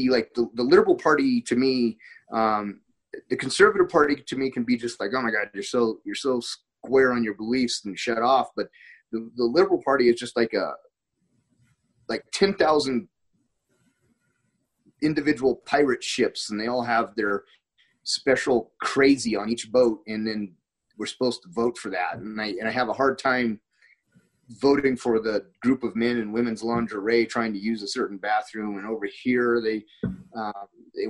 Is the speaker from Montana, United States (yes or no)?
yes; Montana, United States; moved away; I'm from Montana